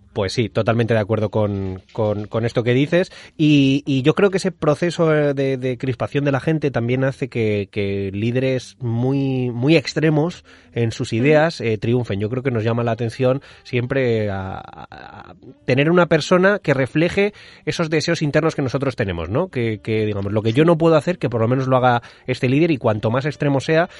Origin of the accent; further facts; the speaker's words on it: Madrid, Community of Madrid, Spain; now in Mallorca, Spain; Yo estoy viviendo en Mallorca, soy madrileño, vivo en Mallorca